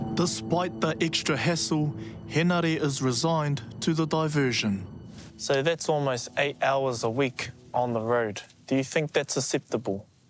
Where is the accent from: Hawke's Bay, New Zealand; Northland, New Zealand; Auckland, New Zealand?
Northland, New Zealand; Kaitaia; moved away; I grew up in Kaitaia